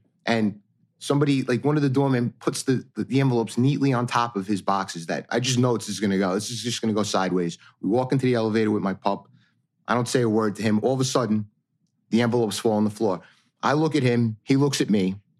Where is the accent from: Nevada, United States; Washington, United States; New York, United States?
New York, United States; New York City; also born or lived in New Jersey; I'm a New York City firefighter. I'm from New York basically my entire life. I went to high school in Jersey, but for the most part, I spent the rest of my life in the city.